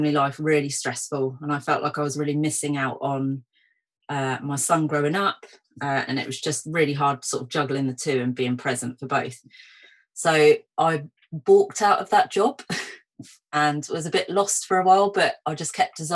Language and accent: English; Portsmouth, South East England, United Kingdom; also born or lived in London; my hometown of Portsmouth.